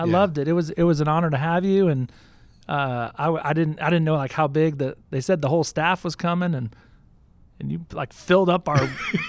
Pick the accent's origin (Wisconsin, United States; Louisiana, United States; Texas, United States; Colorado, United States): Texas, United States; Houston; also born or lived in Boston / upstate New York / Northern California; My dad worked for Shell Oil for 30 years, and so we moved around a fair amount. Boston to upstate New York, Northern California, and then ultimately Houston, which is where I grew up most of my life.